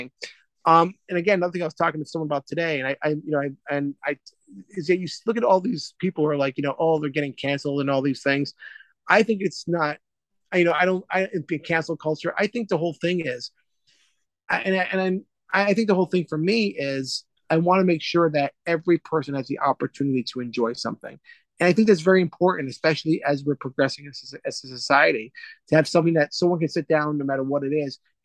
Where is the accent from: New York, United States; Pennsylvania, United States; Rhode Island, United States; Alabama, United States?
Rhode Island, United States; I come back to my home state, Rhode Island